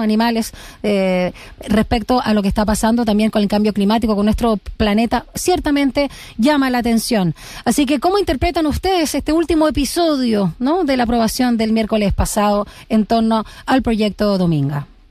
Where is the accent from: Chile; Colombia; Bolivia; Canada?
Chile; como sociedad chilena